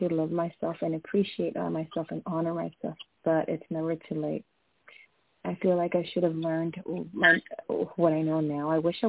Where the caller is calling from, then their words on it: California, United States; I'm calling from California